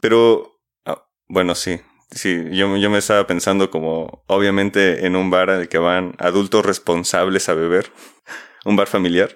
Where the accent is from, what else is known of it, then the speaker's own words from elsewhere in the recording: Mexico; como mexicanos